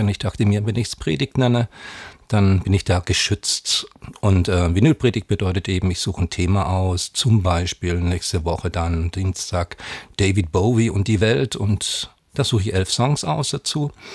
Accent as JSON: {"language": "German", "region": "Southern Germany", "country": "Germany", "tie": "born or raised there", "said": "bin Jahrgang 63 gebürtiger aus Süddeutschland"}